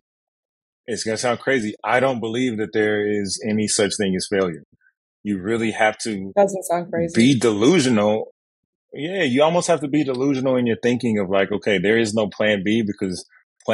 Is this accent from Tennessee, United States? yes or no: no; Kansas City, Missouri, United States; moved away as an adult; now in Los Angeles, United States; as a kid growing up in Kansas City